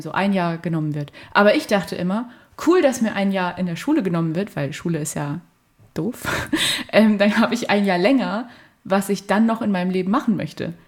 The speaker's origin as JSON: {"language": "German", "town": "Fulda", "region": "Hesse", "country": "Germany", "moved": "as an adult", "lives_now": "Halle, Germany", "said": "ich komme aus Fulda und da äh, fahre ich auch oft hin, um mit denen Zeit zu verbringen, mit meiner ganzen Familie"}